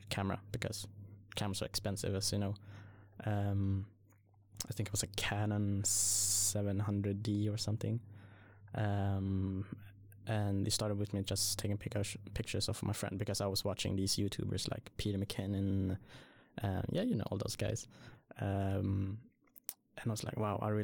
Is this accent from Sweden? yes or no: yes; Sweden; also born or lived in Surin, Thailand; I came to Sweden when I was like 4 or 5, I think.